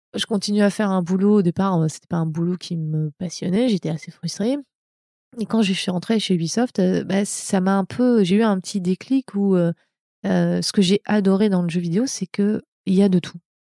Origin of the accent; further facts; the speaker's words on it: France; moved away as an adult; also born or lived in Montreal, Canada; now in California, United States; je, suis française. Hein, je suis pas américaine. J'ai une carte verte